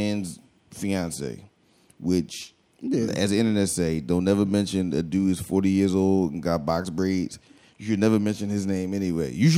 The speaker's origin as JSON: {"language": "English", "town": "Philadelphia", "region": "Pennsylvania", "country": "United States", "said": "I'm from Philly"}